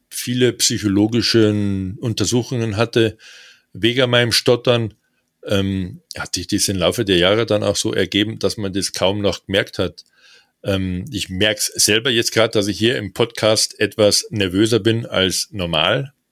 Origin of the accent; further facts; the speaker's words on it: Bavaria, Germany; accent: Standard German; Äh, und dann bist du als Hochdeutscher in Bayern mit dem Namen … und stotterst. Weißt du, wie du als Kind in der Schule